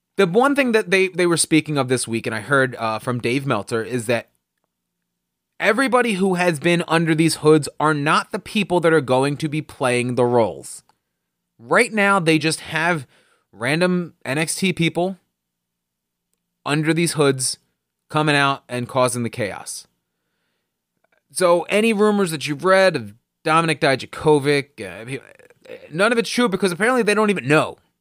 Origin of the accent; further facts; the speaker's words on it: New Jersey, United States; I'm from New Jersey